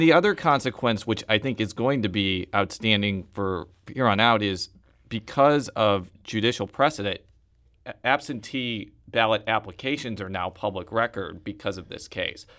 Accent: Chicago suburbs, Illinois, United States; I am a Chicagoan, or a Chicago suburbanite

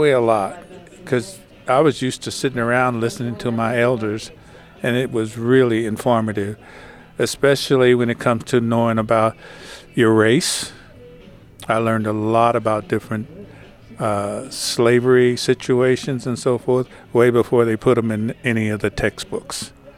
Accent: St. Louis, Missouri, United States; I'm 77 years old, and … I was born here in St. Louis at Homagee Hospital, went to Sumner High.

